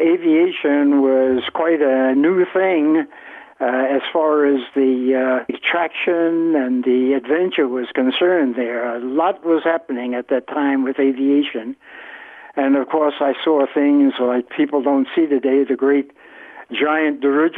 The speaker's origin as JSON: {"language": "English", "town": "New York City", "region": "New York", "country": "United States", "tie": "born or raised there", "also_born_or_lived": "Newport News, Virginia"}